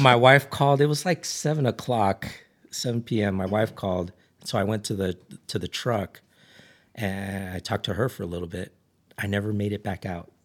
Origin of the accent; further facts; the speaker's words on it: Ridgecrest, California, United States; I grew up in Ridge Crest.